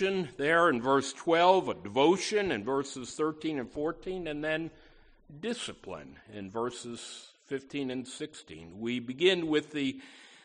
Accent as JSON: {"language": "English", "town": "Schenectady", "region": "New York", "country": "United States", "tie": "born or raised there", "said": "my hometown of Schenectady, New York"}